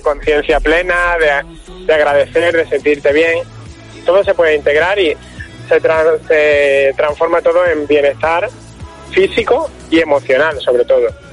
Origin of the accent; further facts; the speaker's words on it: Málaga, Andalusia, Spain; nosotros que somos de Málaga